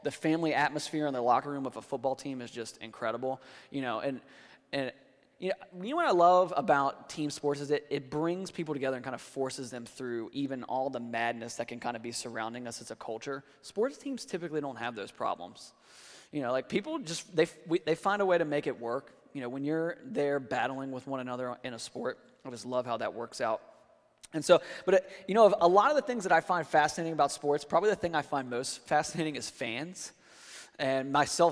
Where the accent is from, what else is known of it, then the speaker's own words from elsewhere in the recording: D.C., District of Columbia, United States; now in Florida, United States; I grew up outside of Washington, D.C.